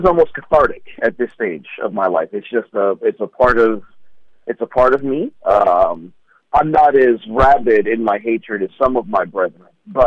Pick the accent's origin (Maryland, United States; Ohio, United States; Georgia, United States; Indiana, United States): Ohio, United States; Columbus; moved away as an adult; now in Philadelphia, United States; I'm actually from Columbus, Ohio